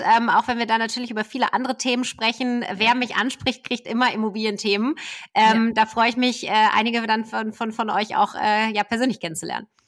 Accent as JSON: {"language": "German", "area": "Ruhr area", "region": "North Rhine-Westphalia", "country": "Germany", "tie": "born or raised there", "said": "ich bin selber ein Kind des Ruhrgebiets"}